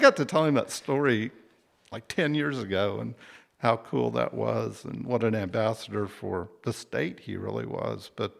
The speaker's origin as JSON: {"language": "English", "town": "Wichita", "region": "Kansas", "country": "United States", "tie": "born or raised there", "said": "Wichita State, I grew up in Wichita."}